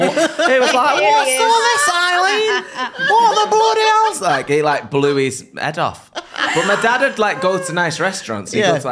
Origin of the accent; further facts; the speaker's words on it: Oldham, North West England, United Kingdom; I grew up in Oldham.